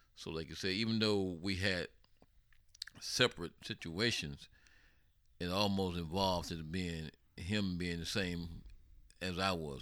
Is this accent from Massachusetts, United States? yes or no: no; Sarasota, Florida, United States; moved away; here I am, you know, from Sarasota, Florida